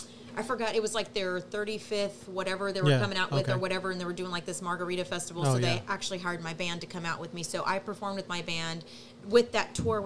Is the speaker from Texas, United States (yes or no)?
yes; Texas City, Texas, United States; Born and raised in Texas City.